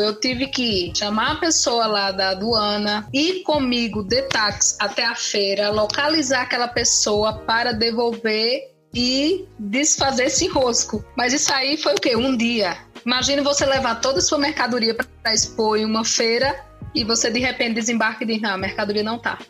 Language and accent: Portuguese; Pernambuco, Brazil; moved away as an adult; also born or lived in Curitiba; eu sou pernambucana, morava em Pernambuco